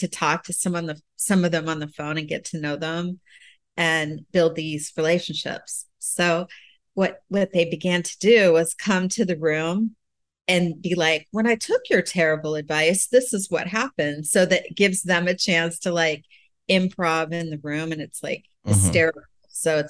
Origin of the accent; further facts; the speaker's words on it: Pennsylvania, United States; also born or lived in Florida / Southern California; In Pennsylvania and Florida. Oh. And I lived in Southern California. So I've moved around a lot.